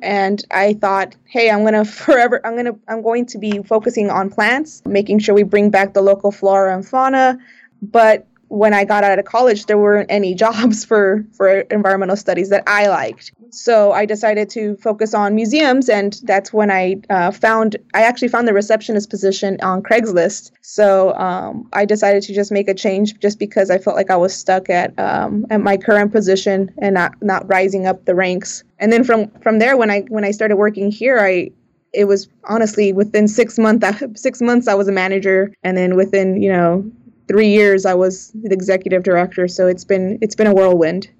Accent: South Bay, California, United States; I was born and raised in the South Bay.

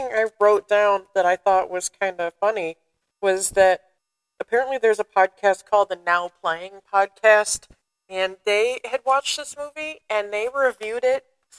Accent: Southern Ohio, United States; also born or lived in Chillicothe, Ohio; growing up in Southern Ohio, like I did

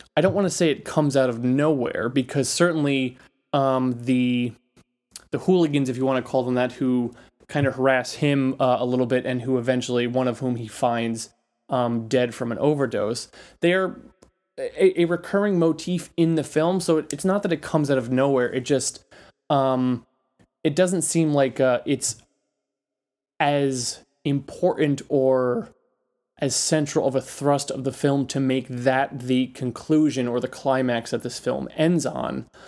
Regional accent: New York City, New York, United States; I am a New Yorker

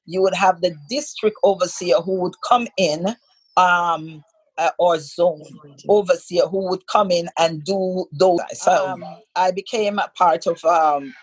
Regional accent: Saint Catherine, Jamaica; I hail from St. Catherine, Jamaica

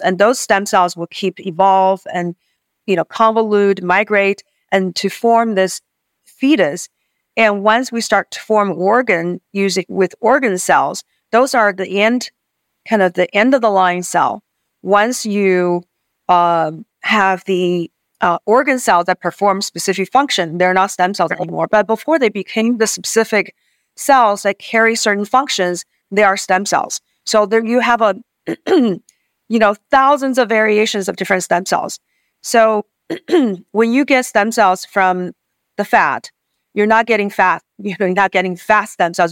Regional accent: Beijing, China; moved away as an adult; now in United States; So I grew up on the university campus in Beijing

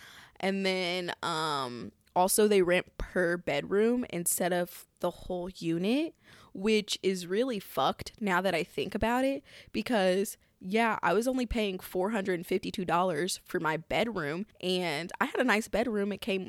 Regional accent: Midwest, United States; But also, I'm from the Midwest, and shit is just so cheap.

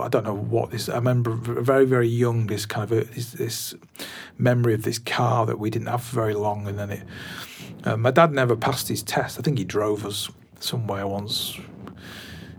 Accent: Glossop, East Midlands, United Kingdom; also born or lived in Swinton, Salford; now in Bolton, United Kingdom; I grew up in a place called Glossop, which is right on the edge of Derbyshire, Tameside. And I was born in Salford, Swinton

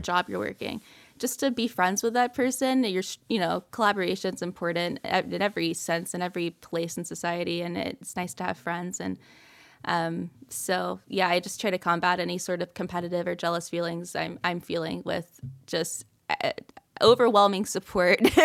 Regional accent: Ellaville, Georgia, United States; also born or lived in Atlanta, Georgia; I'm from South Georgia, so I grew up in Elleville, Georgia

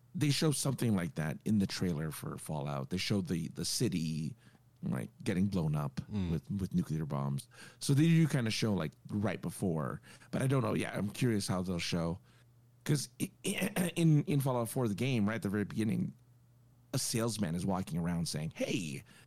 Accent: Los Angeles, California, United States; this is my hometown

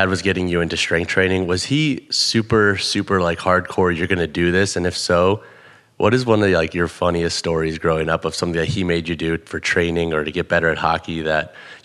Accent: Missouri, United States; I grew up in Missouri

